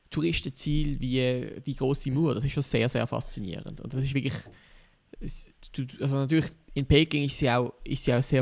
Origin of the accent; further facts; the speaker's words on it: Switzerland; als Schweizer hast, hast du schnell mal schon bei irgendwie Frankreich oder Deutschland das Gefühl, wow, das ist ein riesengroßes